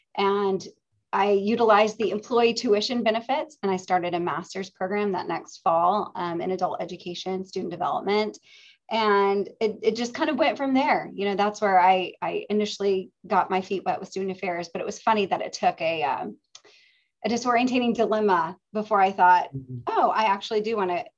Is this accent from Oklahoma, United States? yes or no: yes; Oklahoma, United States; moved away as an adult; also born or lived in Los Angeles; I grew up in Oklahoma and I attended the University of Central Oklahoma as an undergraduate.